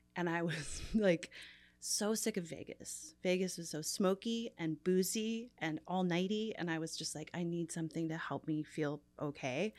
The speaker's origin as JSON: {"language": "English", "region": "Newfoundland and Labrador", "country": "Canada", "tie": "born or raised there", "also_born_or_lived": "New York", "moved": "yes", "lives_now": "Los Angeles, United States", "said": "I grew up in Newfoundland, which is a very Irish culture"}